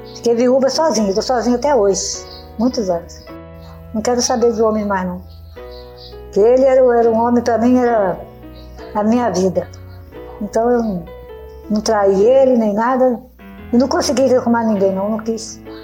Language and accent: Portuguese; Petrópolis, Rio de Janeiro, Brazil; moved away as an adult; now in Minas Gerais, Brazil; Sou de Petrópolis, até do Rio.